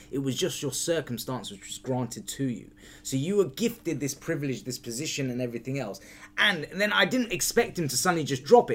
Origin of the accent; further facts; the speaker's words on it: United Kingdom; being a Brit, we're not allowed guns